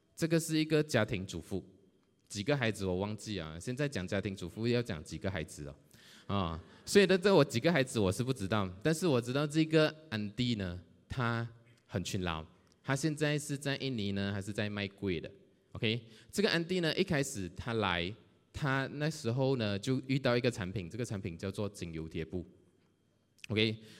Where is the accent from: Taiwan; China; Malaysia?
Malaysia; Johor Bahru, Johor; 我来自柔佛新山